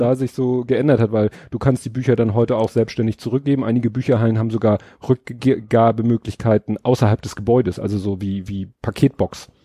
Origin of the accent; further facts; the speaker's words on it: Hamburg, Germany; ich bin ja in Stalzhoop aufgewachsen